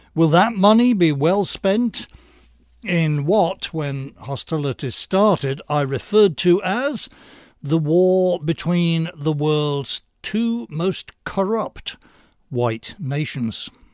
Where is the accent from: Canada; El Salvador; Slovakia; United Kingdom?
United Kingdom; now in United States; As an American ex-Brit